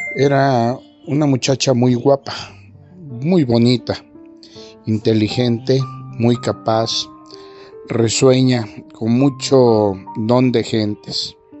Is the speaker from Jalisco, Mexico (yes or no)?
no; Ozuluama, Veracruz, Mexico; now in San Luis Potosí, Mexico; del municipio de mi pueblo, de Osuluama tierra donde ambos nacimos